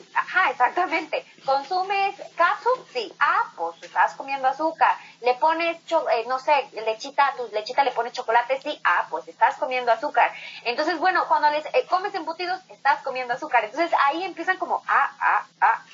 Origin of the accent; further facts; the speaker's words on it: Morelia, Michoacán, Mexico; moved away as an adult; me fui de Morelia a los 17 años, perdón, a los 19 años